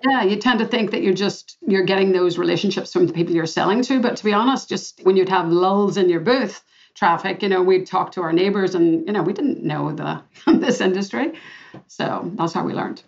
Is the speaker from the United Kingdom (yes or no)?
yes; Belfast, Northern Ireland, United Kingdom; moved away; also born or lived in Boston; I'm a girl from Belfast, Northern Ireland, and I grew up with lots of rejection and discrimination in my day.